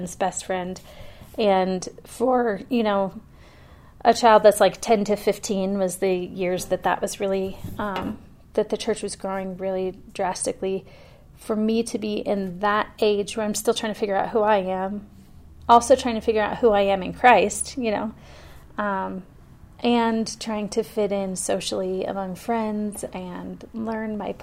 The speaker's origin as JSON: {"language": "English", "town": "Fort Wayne", "region": "Indiana", "country": "United States", "tie": "born or raised there", "moved": "as an adult", "lives_now": "Colorado, United States", "said": "I was born and raised in Fort Wayne, Indiana."}